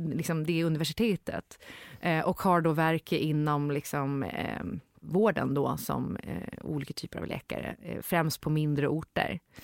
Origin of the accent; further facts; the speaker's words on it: Gotland, Sweden; moved away; also born or lived in Stockholm; Jag var född på Gotland